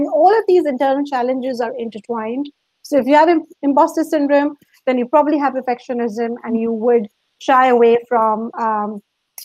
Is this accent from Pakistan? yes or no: yes; Pakistan; moved away as an adult; also born or lived in Dubai; now in London, United Kingdom; I'm originally from Pakistan